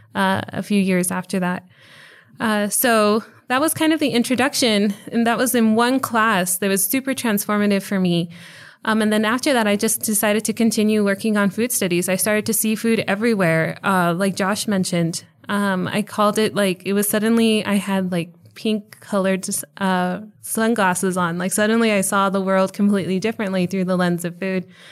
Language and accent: English; El Paso, Texas, United States; moved away as an adult; now in Charlotte, United States; I was born in El Paso, and I was, uh, fortunate enough to do all three of my degrees here at U T E P. Uh, so I was able to spend about thirty-one years here in El Paso